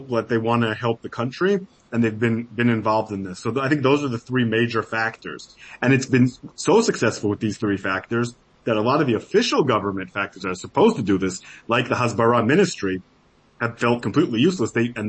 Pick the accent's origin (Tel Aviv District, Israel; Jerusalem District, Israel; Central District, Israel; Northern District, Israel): Jerusalem District, Israel; Jerusalem; moved away as an adult; now in Hollywood, United States; I'm Israeli. I love my country. Right. You know, like I was born in Jerusalem, served in the army.